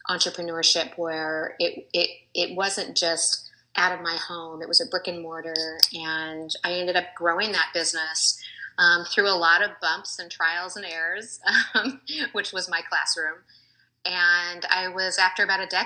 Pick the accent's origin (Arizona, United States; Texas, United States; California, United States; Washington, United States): Washington, United States; Seattle; moved away as an adult; also born or lived in Colorado; I was originally from Seattle, but moved at that time.